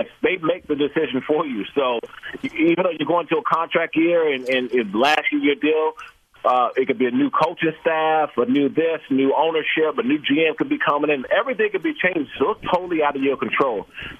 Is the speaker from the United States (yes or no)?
yes; Washington, D.C., District of Columbia, United States; By the way, Caleb Williams is from my hometown in Washington, D.C., so I know them.